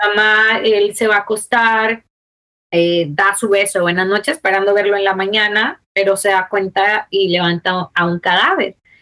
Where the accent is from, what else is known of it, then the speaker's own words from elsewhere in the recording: Mexico; moved away; also born or lived in United States; yo soy mexicana. Nací en eh, Estado, pero me crié en México.